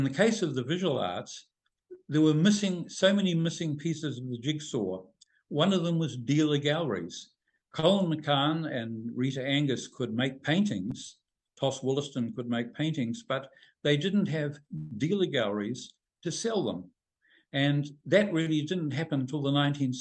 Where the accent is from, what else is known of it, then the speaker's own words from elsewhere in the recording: New Zealand; when I was growing up in New Zealand